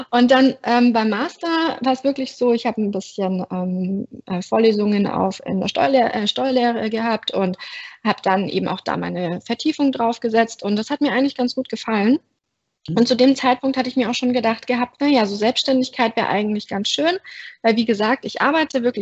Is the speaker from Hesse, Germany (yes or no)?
no; Bavaria, Germany; moved away as an adult; now in Berlin, Germany; ich wohne in Berlin, ich komme aber ursprünglich aus Berlin, ähm, sondern aus Bayern, hört man zum Glück nicht mehr. Und ähm, bin eben nach dem ABI direkt nach Berlin gezogen